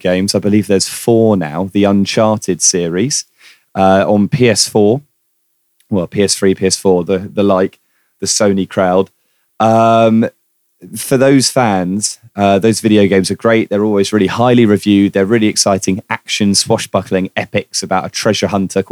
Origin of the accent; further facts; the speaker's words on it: United Kingdom; as a Brit